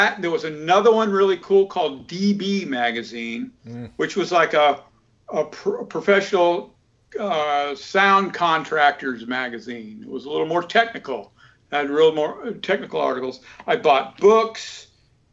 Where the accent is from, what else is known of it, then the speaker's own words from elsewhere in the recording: Florida, United States; moved away as an adult; also born or lived in Atlanta, Georgia / California; now in Lititz, United States; Atlanta's 10 hours away from where I grew up in Florida